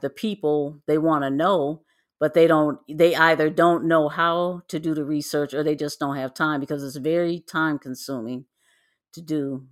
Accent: Midwest, United States; moved away; I was born and raised in the Midwest

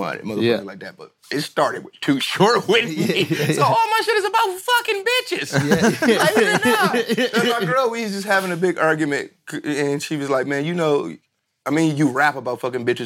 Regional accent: Detroit, Michigan, United States; I'm from the hood. I'm from Detroit.

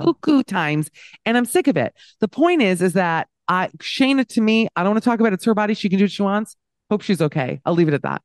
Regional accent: Miami, Florida, United States; Miami, so I grew up in the Wildenstein of, the Wildensteins of America

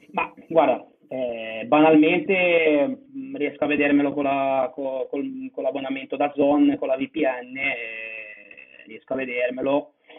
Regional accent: Genoa, Liguria, Italy; now in Barcelona, Spain; di Genova

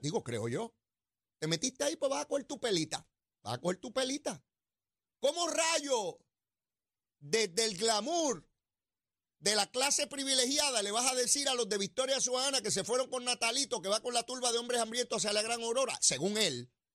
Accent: San Juan, Puerto Rico; yo también soy bien sanjuanero

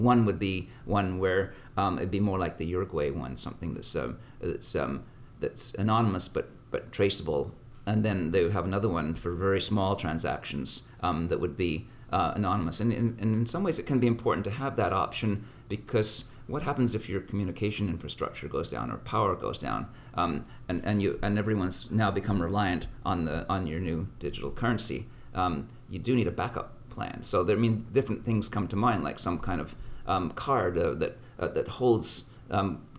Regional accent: Canada; now in United States; I come from Canada, so I come from a country where it's really slick and money changes hands really fast

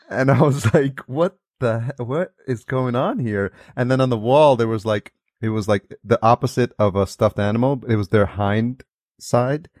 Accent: Yonkers, New York, United States; now in California, United States; I grew up in Yonkers, which is just outside

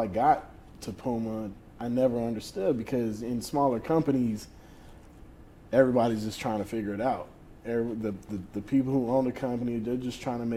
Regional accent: New Orleans, Louisiana, United States; growing up in New Orleans

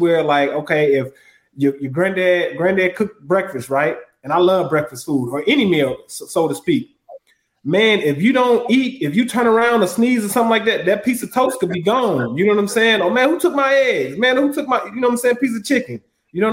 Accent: Huntsville, Alabama, United States; moved away; also born or lived in Douglasville, Georgia; my birthplace is Huntsville, Alabama

